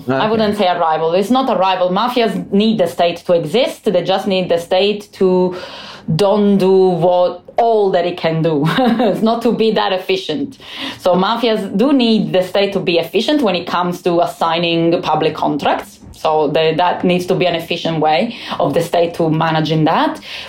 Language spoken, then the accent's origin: English; Calabria, Italy; moved away; I come from Calabria. I come from a mafia region. I study this because of where I'm from.